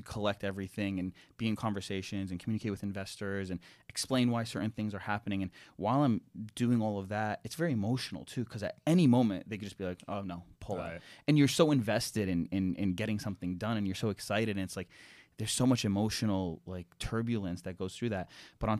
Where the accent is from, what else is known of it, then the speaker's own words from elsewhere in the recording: Ohio, United States; also born or lived in Toronto, Canada; I was born in Toronto, but I grew up in Ohio.